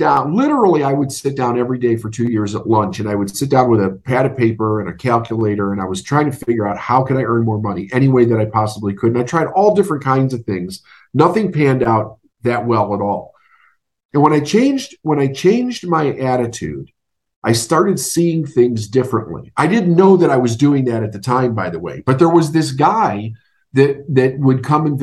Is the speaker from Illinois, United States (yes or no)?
yes; Chicago, Illinois, United States; I'm from Chicago. Growing up was very interesting.